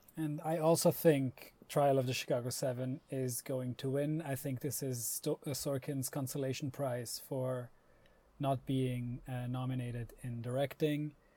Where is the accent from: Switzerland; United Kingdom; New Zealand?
Switzerland; Growing up in Switzerland